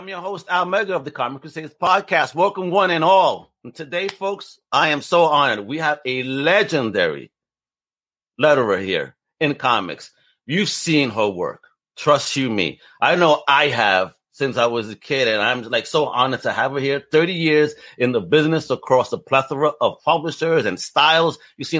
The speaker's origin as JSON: {"language": "English", "town": "New York City", "region": "New York", "country": "United States", "said": "I'm originally from Brooklyn, Greenpoint, Brooklyn. So Elmhurst isn't too far from there. So yeah, I know the area very well, very well."}